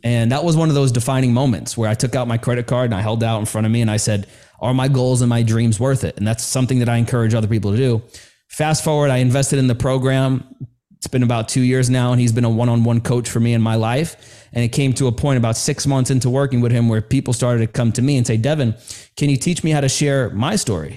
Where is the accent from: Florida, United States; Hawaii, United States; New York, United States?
New York, United States; New York City; I grew up in New York City